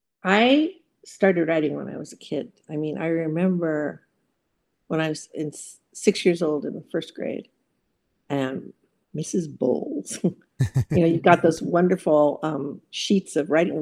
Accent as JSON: {"language": "English", "area": "Orange County", "region": "California", "country": "United States", "tie": "born or raised there", "also_born_or_lived": "Los Angeles / Netherlands", "moved": "as an adult", "said": "I grew up in Orange County"}